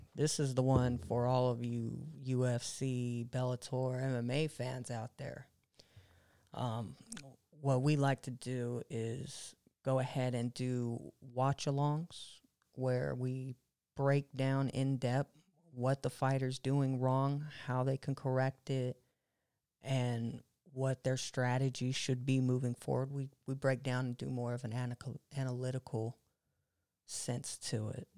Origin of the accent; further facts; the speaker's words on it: Monterey, California, United States; now in Fresno, United States; I moved from Fresno to Monterey